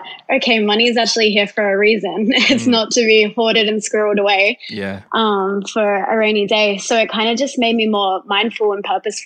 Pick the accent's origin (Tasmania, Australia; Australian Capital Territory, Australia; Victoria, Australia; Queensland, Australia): Queensland, Australia; Gold Coast; I'm from the Gold Coast.